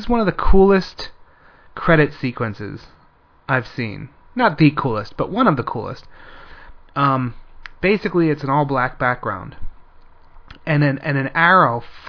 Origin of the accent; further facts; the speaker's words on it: Pennsylvania, United States; also born or lived in Florida; now in South Korea; I grew up in Pennsylvania